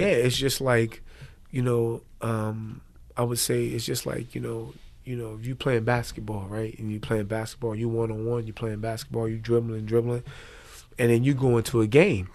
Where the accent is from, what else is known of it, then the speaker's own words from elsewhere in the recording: Trenton, New Jersey, United States; moved away; I'm originally from New Jersey, Trent, New Jersey